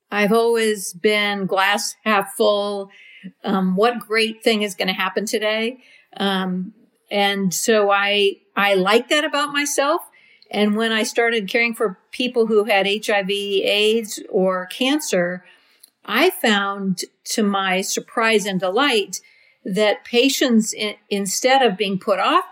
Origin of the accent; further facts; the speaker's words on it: Reno, Nevada, United States; also born or lived in Napa, California; when I was one and had a newborn sister and a two-year-old sister, my parents moved to Reno